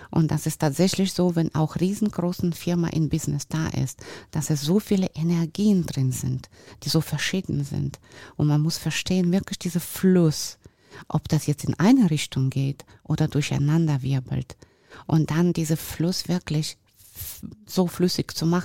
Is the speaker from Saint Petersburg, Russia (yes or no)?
no; Sochi, Krasnodar Krai, Russia; German is a second language; now in Germany; ich bin geboren und groß geworden in Russland wo ich auch super Leben hatte und äh, ja, ich war auch in sehr schönem Ort da, in Sochi unter Palmen und so